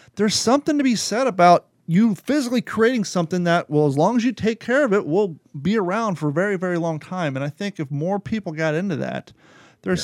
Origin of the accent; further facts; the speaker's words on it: Kentucky, United States; me growing up in Kentucky